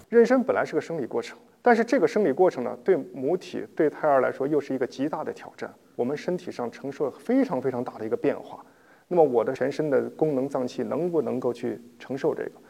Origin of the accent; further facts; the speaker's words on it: China; 我们中国人